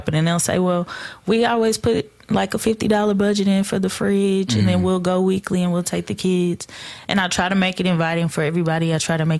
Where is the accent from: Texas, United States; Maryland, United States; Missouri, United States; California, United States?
Texas, United States; Fort Worth; I'm from Fort Worth. Yeah. I grew up in the project